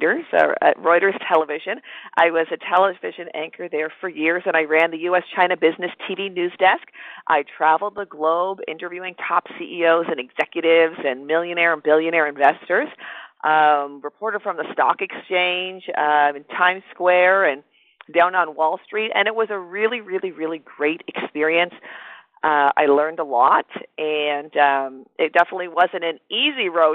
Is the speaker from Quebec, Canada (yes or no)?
no; Toronto, Ontario, Canada; moved away; I'm originally from Toronto, Canada